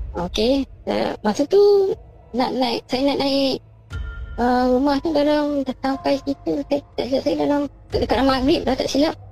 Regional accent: Perak, Malaysia; Saya daripada Perak.

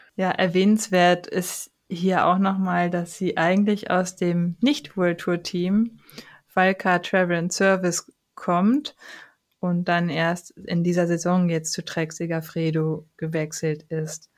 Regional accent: Germany; bei uns in Deutschland

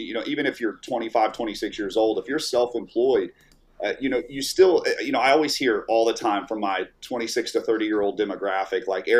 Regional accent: Orlando, Florida, United States; moved away as an adult; also born or lived in Tampa, Florida; now in Fort Worth, United States; we're actually both from Orlando. Yeah, born and raised in Orlando, but we were in Tampa the last, 6 to 7 years before we moved out here to Texas.

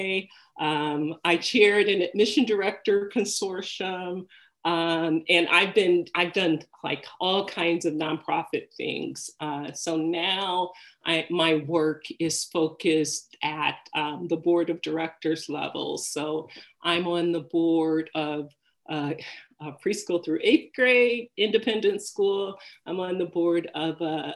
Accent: Detroit, Michigan, United States; I grew up in Detroit

